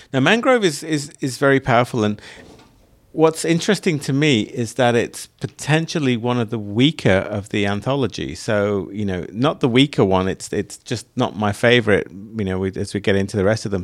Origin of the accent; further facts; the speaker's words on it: United Kingdom; moved away; where I grew up was outside of London